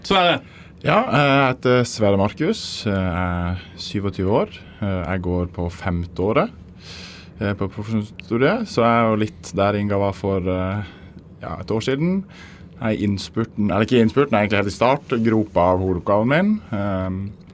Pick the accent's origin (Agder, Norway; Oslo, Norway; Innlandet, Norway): Agder, Norway; Søgne; jeg kommer fra den lille eh, Eller tidligere ekskommunen Søgne kommune ah, utenfor Kristiansand